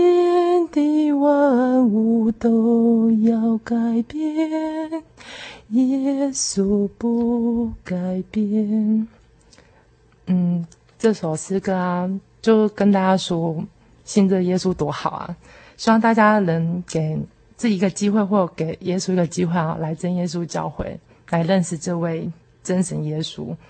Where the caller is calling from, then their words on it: Taipei, Taiwan; 自心灵游牧民族的听众朋友，大家好，